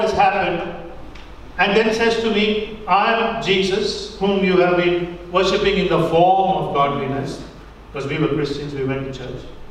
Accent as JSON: {"language": "English", "country": "India", "tie": "born or raised there", "moved": "yes", "said": "When I grew up in India, we didn't really have money."}